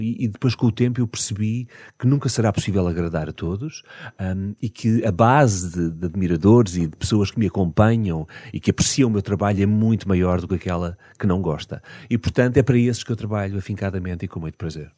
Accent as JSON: {"language": "Portuguese", "region": "Algarve", "country": "Portugal", "tie": "born or raised there", "also_born_or_lived": "Lisbon", "said": "eu, só fui para o Algarve com 10 anos. Ok. Um, portanto, em miúdo, na minha infância, eu passei em Lisboa, onde de resto eu nasci"}